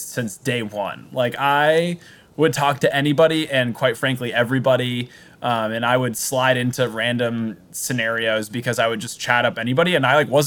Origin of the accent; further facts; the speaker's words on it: Newton, Massachusetts, United States; I am from Massachusetts. I'm from right outside of Boston, a small suburb, an affluent suburb called Newton